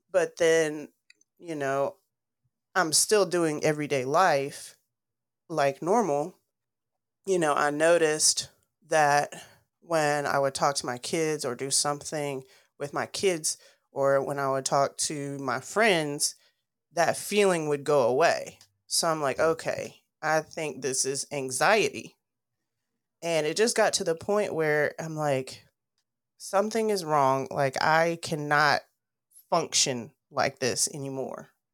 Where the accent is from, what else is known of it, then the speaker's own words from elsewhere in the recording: Dalton, Georgia, United States; I grew up in Dalton, Georgia